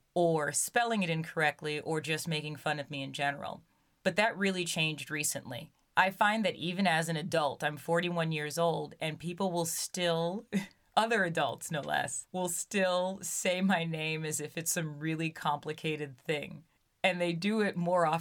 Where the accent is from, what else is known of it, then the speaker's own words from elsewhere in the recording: Brooklyn, New York, United States; growing up in Brooklyn as a young Black girl